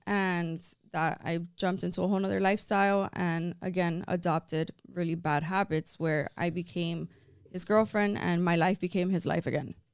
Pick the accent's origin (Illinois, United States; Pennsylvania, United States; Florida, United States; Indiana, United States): Florida, United States; Miami; I was born and raised here in Miami, but my background, so it's weird. So my mom's side is Cuban, but my dad's side is Italian